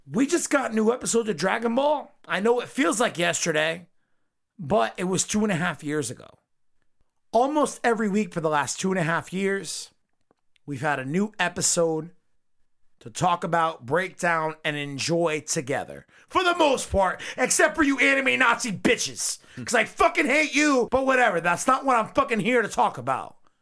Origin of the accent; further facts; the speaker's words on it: United States; I'm from America